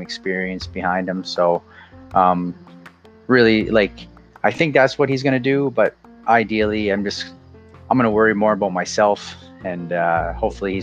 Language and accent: English; New Brunswick, Canada; now in Prince Edward Island, Canada; I'm originally from New Brunswick, but I live in Prince Edward Island right now.